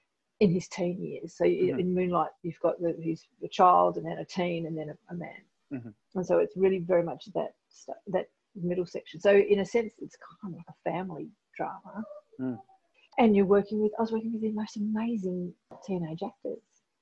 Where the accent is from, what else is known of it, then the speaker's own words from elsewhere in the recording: Australia; accent: Australian; I'm a white Australian woman